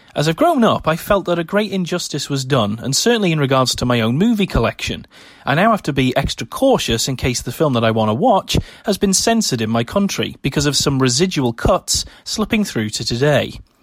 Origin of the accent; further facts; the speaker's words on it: United Kingdom; my home country of the United Kingdom